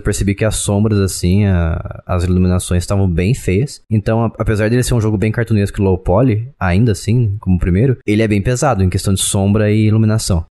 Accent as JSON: {"language": "Portuguese", "region": "São Paulo", "country": "Brazil", "said": "eu sou do estado de São Paulo"}